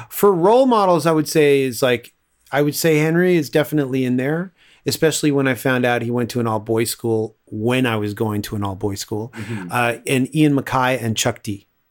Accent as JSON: {"language": "English", "town": "Toronto", "region": "Ontario", "country": "Canada", "tie": "born or raised there", "also_born_or_lived": "Scarborough", "said": "I grew up in Willowdale and then moved to Scarborough"}